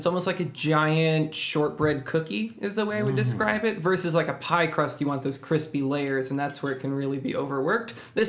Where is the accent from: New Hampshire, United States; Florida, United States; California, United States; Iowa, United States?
California, United States; Sunnyvale; moved away as an adult; also born or lived in Tokyo, Japan / Maine / Vermont / Boston; now in Los Angeles, United States; I grew up in Sunnyvale, California, up north near San Jose. I lived there.